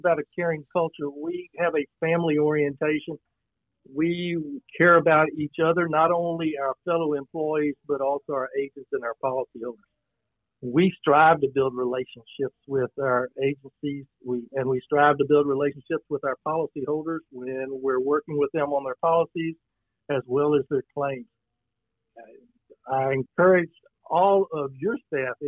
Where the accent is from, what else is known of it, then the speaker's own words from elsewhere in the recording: Brenham, Texas, United States; born and raised in Brenham, Washington County